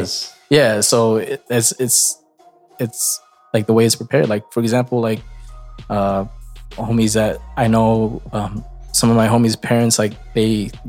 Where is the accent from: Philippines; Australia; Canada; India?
Philippines; Ilocos Region; I'm an Ilocano first before I'm Filipino.